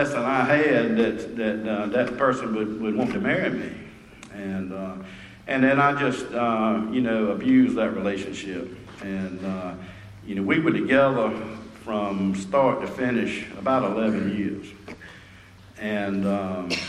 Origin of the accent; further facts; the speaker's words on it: Rocky Mount, North Carolina, United States; the time I moved back to my hometown